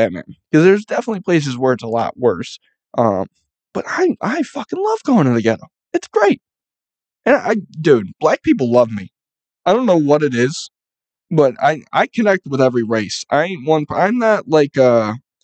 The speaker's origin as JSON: {"language": "English", "town": "Buffalo", "region": "New York", "country": "United States", "said": "I'm from Buffalo."}